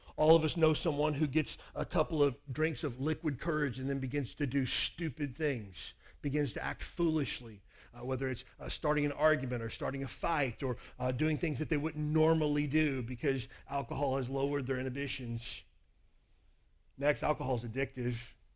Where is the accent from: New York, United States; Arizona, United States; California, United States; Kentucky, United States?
Kentucky, United States; I grew up in Kentucky.